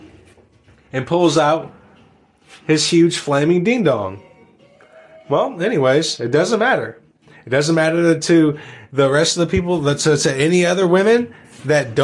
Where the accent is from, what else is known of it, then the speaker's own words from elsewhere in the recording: United States; we as the American people